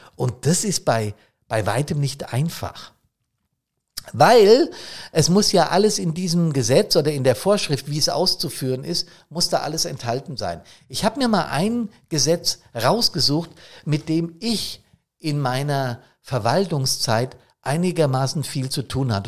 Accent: Main-Taunus district, Hesse, Germany; Der Main-Taunus-Kreis hier für meine Heimatstadt

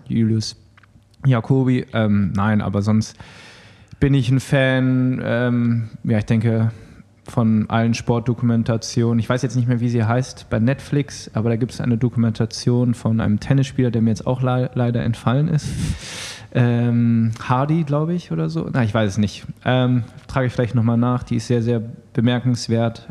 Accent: Düsseldorf, North Rhine-Westphalia, Germany; Ich bin Düsseldorfer und wohne noch in Düsseldorf.

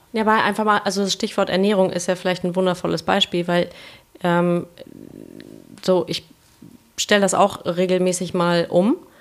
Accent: Kiel, Schleswig-Holstein, Germany; now in Hamburg, Germany; Ich komme aus Kiel ursprünglich

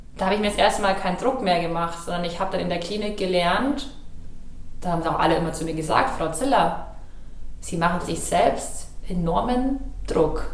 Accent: Ingolstadt, Bavaria, Germany; dann habe ich in Ingolstadt, in meiner Heimatstadt, in der Agentur, in der Schrägstrich Beratung angefangen

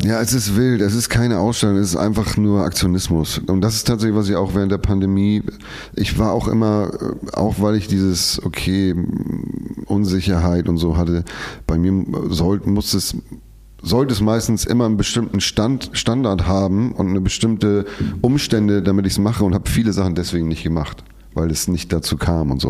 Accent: Hamburg, Germany; als Hamburger

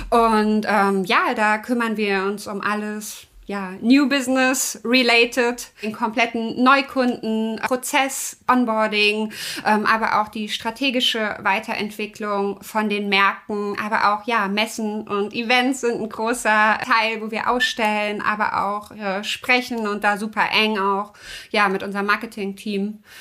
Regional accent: Kassel, Hesse, Germany; moved away as an adult; now in Netherlands; ich bin 33 äh, Jahre. Ähm, ich komme ursprünglich aus Kassel, habe dort ja Wirtschaftswissenschaften, Wirtschaftspädagogik studiert, bin dann vor vier Jahren in die Niederlande gezogen und arbeite dort

